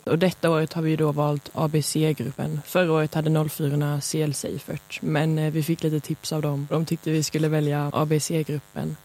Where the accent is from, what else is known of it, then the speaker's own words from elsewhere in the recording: Lund, Skåne, Sweden; Jag är från Lund